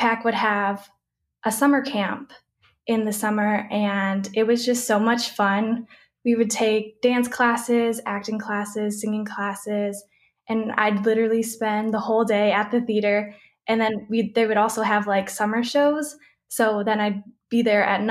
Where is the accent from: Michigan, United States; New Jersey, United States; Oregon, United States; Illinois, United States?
Michigan, United States; Flat Rock; moved away as an adult; now in Chicago area, United States; I was born and raised in Flat Rock, Michigan.